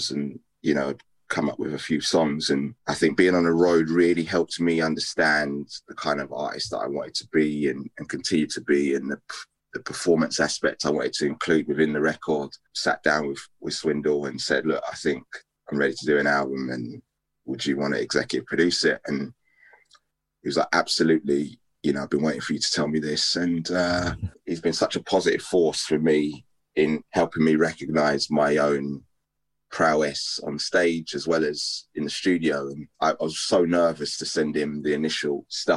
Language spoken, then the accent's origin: English; United Kingdom; me being British